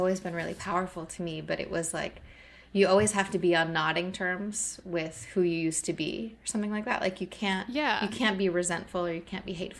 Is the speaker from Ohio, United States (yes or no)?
yes; Northwest Ohio, United States; moved away as an adult; now in Philadelphia, United States; I grew up in Ohio. I haven't lived in Ohio, you know, since I was 22